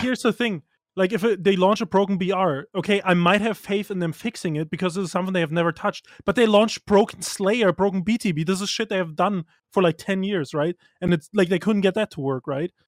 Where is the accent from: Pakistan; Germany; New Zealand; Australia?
Germany; I grew up in Germany